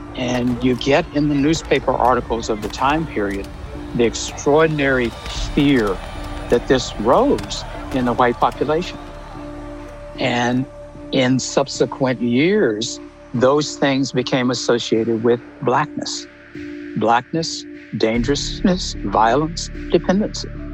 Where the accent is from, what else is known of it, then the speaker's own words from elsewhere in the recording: Tulsa, Oklahoma, United States; moved away; also born or lived in Virginia / Austin, Texas; I grew up in Tulsa, Oklahoma